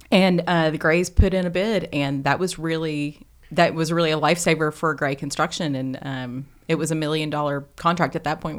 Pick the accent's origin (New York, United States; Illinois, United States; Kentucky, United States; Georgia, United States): Kentucky, United States; Glasgow; in my hometown of Glasgow. Yes, in Glasgow.